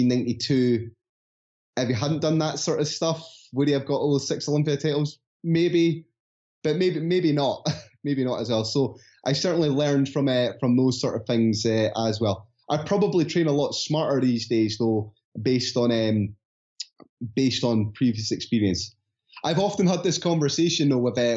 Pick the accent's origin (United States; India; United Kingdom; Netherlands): United Kingdom; Scotland; accent: Scottish; my Scottish accent